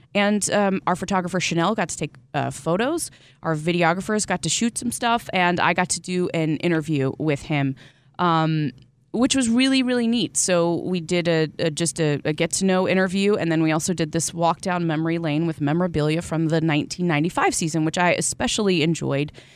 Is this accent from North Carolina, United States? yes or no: yes; North Carolina, United States; certainly Darren and I grew up in North Carolina